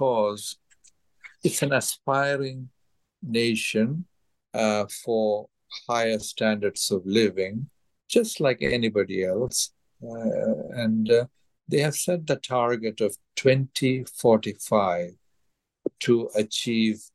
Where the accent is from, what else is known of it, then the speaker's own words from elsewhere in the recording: India; moved away; my home state in India